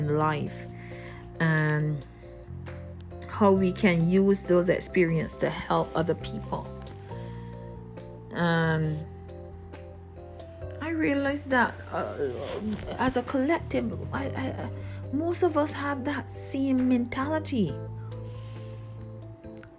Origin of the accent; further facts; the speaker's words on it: Barbados; I grew up in Barbados